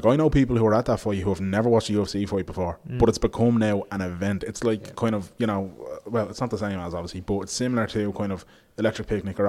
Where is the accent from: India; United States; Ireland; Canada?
Ireland; Dublin, Leinster; accent: Dublin